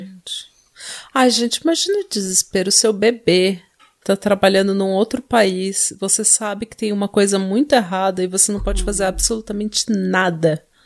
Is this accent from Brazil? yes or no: yes; Brazil; a gente é brasileiro